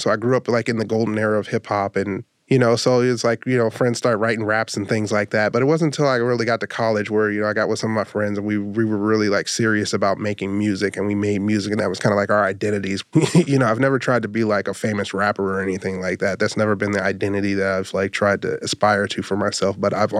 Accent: Youngstown, Ohio, United States; now in Atlanta, United States; I'm originally from Youngstown, Ohio. Currently, I'm a PhD student in moving image studies at Georgia State University.

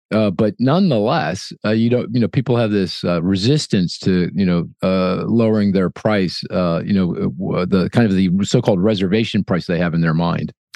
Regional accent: Philadelphia, Pennsylvania, United States; my hometown of Philly

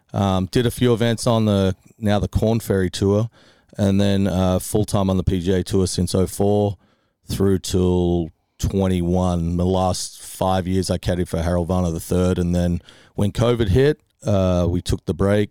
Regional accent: Melbourne, Victoria, Australia; moved away; I grew up in a school in Melbourne that happened to be right next door to a golf club called Huntingdale

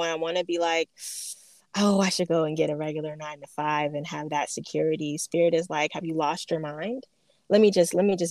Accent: Phoenix, Arizona, United States; moved away; I'm from Phoenix, Arizona.

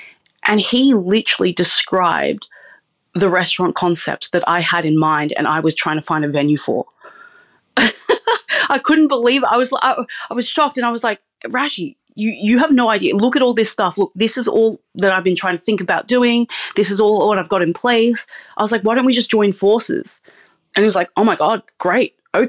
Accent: Sydney, New South Wales, Australia; Yeah, so I was born and raised in Sydney, but my parents are actually from a tiny village in Sarawak, Malaysia, called Cebu.

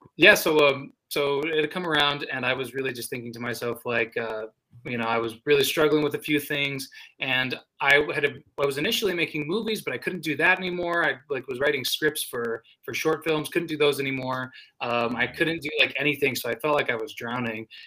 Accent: New Mexico, United States; my state

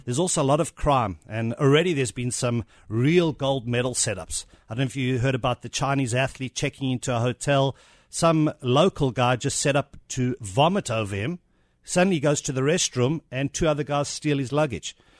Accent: South Africa; accent: South African; moved away

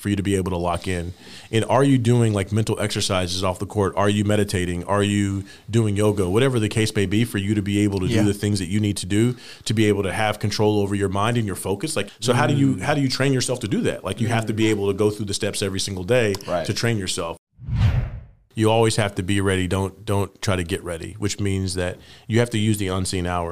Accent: Indiana, United States; moved away; growing up in Indiana, basketball was king

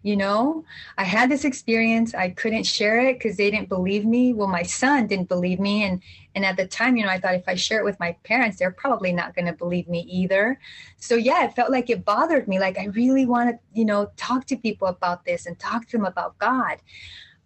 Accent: Jalisco, Mexico; I'm from Central Mexico, from Jalisco

